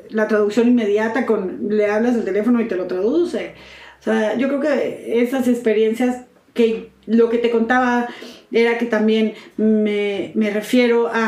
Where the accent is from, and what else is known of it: Mexico; first language Spanish